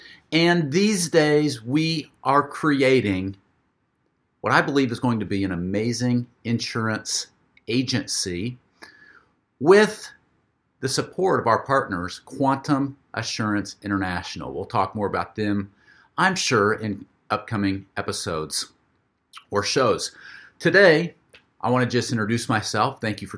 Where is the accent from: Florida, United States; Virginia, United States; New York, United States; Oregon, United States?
Florida, United States; here in my hometown